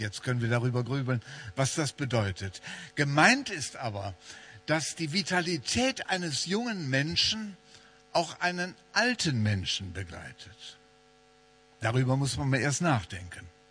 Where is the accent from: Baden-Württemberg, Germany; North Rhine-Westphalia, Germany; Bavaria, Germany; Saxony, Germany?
North Rhine-Westphalia, Germany; Wuppertal; in meiner Heimatstadt Wuppertal